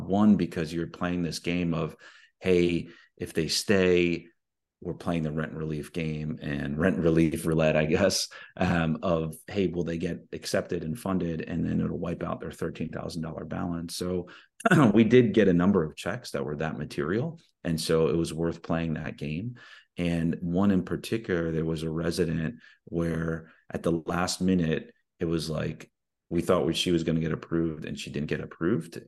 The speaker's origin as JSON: {"language": "English", "region": "East Coast", "country": "United States", "tie": "born or raised there", "moved": "yes", "lives_now": "Houston, United States", "said": "I grew up in the East Coast"}